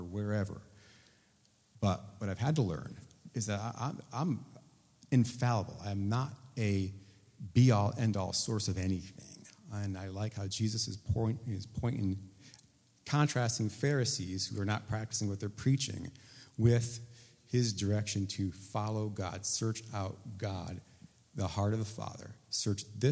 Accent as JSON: {"language": "English", "town": "Hartford", "region": "Connecticut", "country": "United States", "said": "I'm from Hartford, Connecticut."}